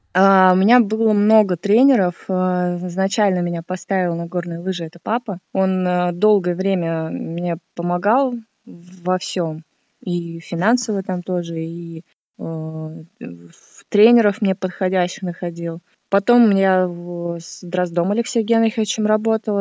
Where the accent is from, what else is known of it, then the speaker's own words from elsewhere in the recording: Miass, Chelyabinsk Oblast, Russia; now in Moscow, Russia; Я родилась в городе Миасе в Челябинской области